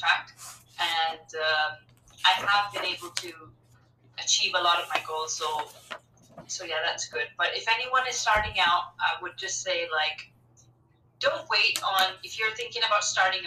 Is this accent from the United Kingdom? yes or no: no; India; I'm Indian